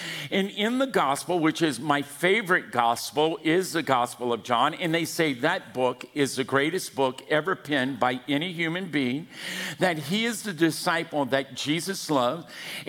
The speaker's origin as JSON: {"language": "English", "region": "Louisiana", "country": "United States", "moved": "yes", "lives_now": "California, United States", "said": "Good God, you can tell I'm from Louisiana."}